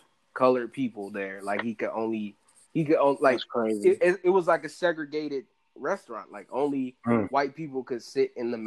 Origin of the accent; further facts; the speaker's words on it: Durham, North Carolina, United States; I'm from Durham, North Carolina